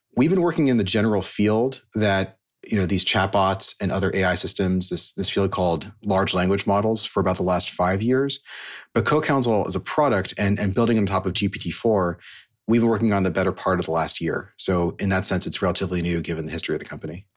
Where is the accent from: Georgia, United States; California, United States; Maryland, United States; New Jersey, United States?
California, United States; Silicon Valley; So I grew up in Silicon Valley